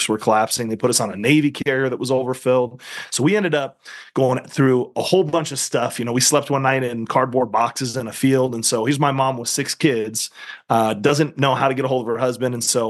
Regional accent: Central Luzon, Philippines; born there; So I was born in the Philippines.

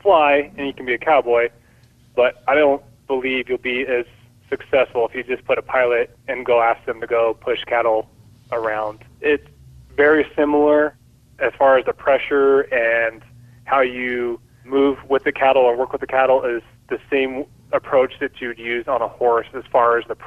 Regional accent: Bakersfield, California, United States; I grew up in Bakersfield

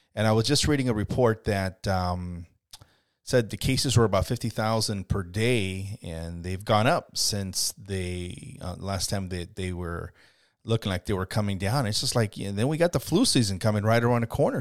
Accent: United States; also born or lived in Mexico (family origin); now in Scotts Valley, United States; it's saddened me as an American, even though my family's from Mexico, my family all grew up in, in, uh, you know, Mexico

